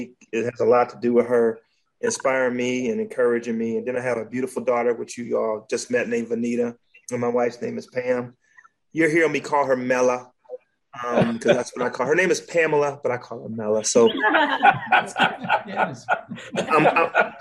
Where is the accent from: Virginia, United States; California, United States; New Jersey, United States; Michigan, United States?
Michigan, United States; Detroit; now in South Carolina, United States; I grew up in the streets of Detroit. Well, I grew up in Detroit